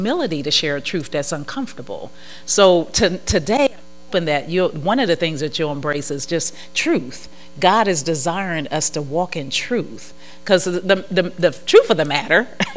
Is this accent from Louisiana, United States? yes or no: no; Ohio, United States; I'm from Ohio, so that's cornfield